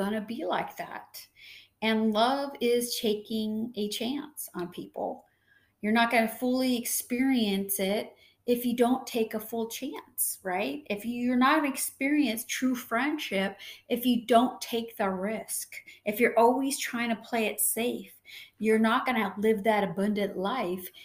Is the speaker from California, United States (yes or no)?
yes; San Diego, California, United States; I born and raised in San Diego